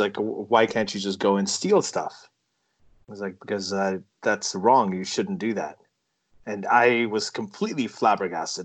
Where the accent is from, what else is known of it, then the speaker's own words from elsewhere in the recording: Saudi Arabia; now in Toronto, Canada; growing up in Saudi Arabia